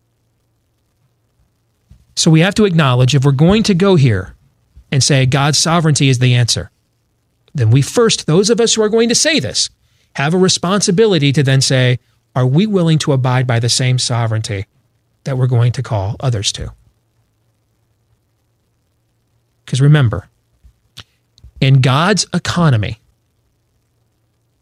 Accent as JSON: {"language": "English", "town": "Grand Rapids", "region": "Michigan", "country": "United States", "tie": "born or raised there", "said": "I grew up in Grand Rapids, Michigan, is where I went to high school"}